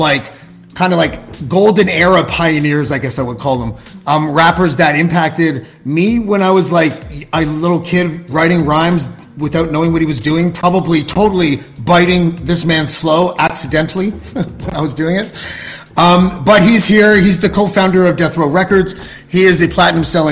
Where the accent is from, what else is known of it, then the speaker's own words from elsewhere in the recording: Toronto, Ontario, Canada; I'm from Canada. I'm from Toronto